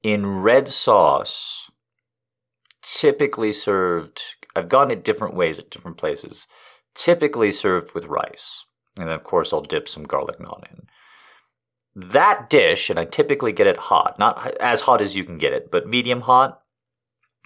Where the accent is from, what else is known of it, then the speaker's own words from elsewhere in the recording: United States; I'm an American.